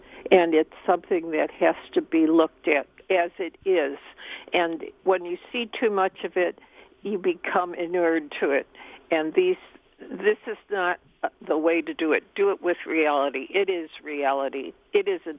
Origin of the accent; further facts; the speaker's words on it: Chicago, Illinois, United States; now in Warren, United States; I was born in Chicago, and I lived in Chicago